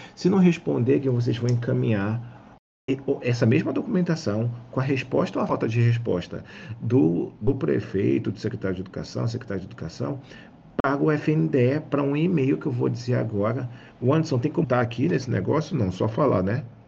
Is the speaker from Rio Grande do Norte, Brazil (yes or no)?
no; Rio de Janeiro, Brazil; Eu, como carioca